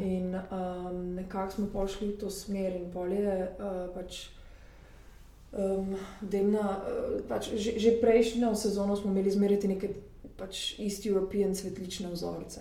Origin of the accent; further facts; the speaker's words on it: Slovenia; moved away as an adult; now in Paris, France; jaz sem pač iz Slovenije